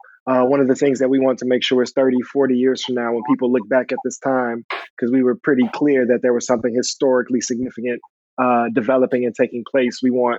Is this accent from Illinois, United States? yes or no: yes; Chicago, Illinois, United States; somebody growing up in Chicago